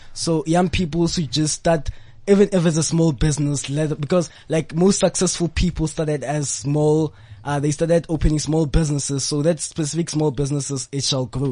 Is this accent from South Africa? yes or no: yes; Rustenburg, North West, South Africa; I'm from the Platinum Province. I'm from the Northwest Province and Rustenburg